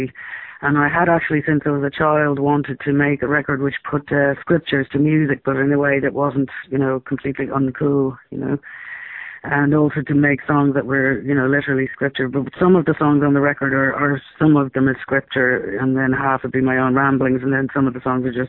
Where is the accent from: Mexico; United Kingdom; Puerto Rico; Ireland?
Ireland; the times that I grew up in Ireland